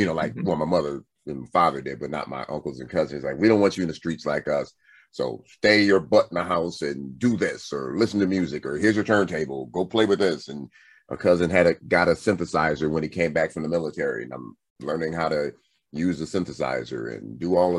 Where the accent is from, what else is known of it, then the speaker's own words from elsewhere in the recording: Compton, California, United States; growing up in Compton